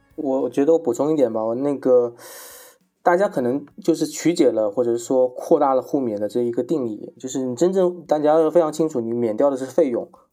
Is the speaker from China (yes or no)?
yes; China; 我们中国人